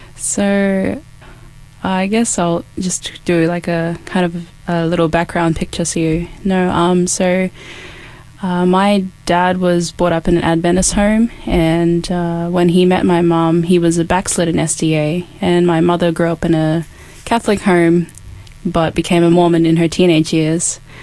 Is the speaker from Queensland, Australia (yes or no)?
yes; Cairns, Queensland, Australia; now in Adelaide, Australia; I am from Cairns, so that was where I was born. That's my hometown